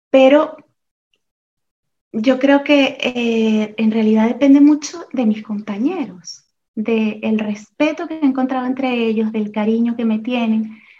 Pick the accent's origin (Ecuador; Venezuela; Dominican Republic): Venezuela; moved away as an adult; now in Oviedo, Spain; Yo llegué, eh, bueno, yo soy venezolana, como bien has dicho en la presentación, y llegué aquí hace 20 años a España, casada con un español, con, eh